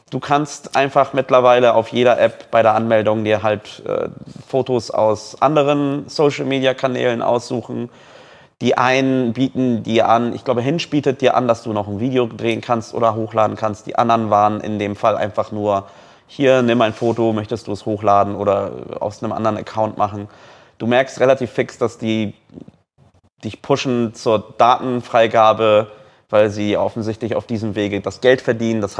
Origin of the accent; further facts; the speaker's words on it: Poland; ey, ich bin Pole, ich kenne meine Landsleute.